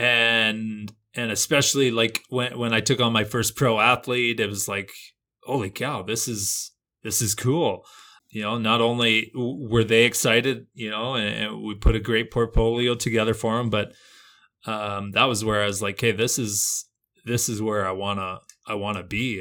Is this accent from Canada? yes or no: yes; Canada; as a Canadian